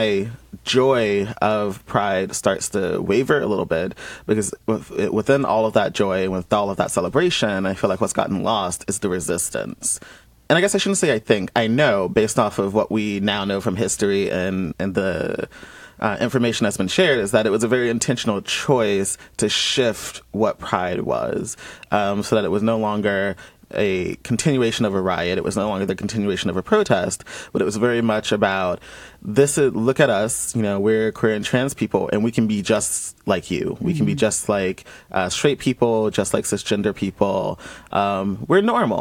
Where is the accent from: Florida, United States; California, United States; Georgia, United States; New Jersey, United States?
Georgia, United States; Columbus; moved away as an adult; born and raised in Georgia, where up until I was 18